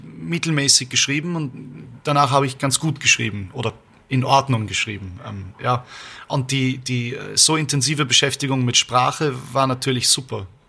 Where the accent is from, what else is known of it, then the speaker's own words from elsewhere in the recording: Vienna, Austria; wir sind Wiener, Österreicher